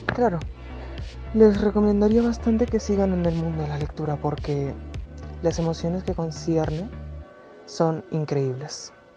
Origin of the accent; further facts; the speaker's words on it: Peru; Tengo 14 años, soy de Perú